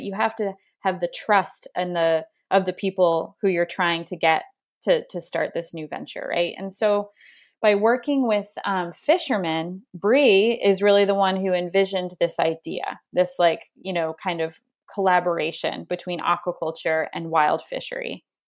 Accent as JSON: {"language": "English", "area": "Spruce Head", "region": "Maine", "country": "United States", "tie": "born or raised there", "said": "where I grew up in Spruced, Maine"}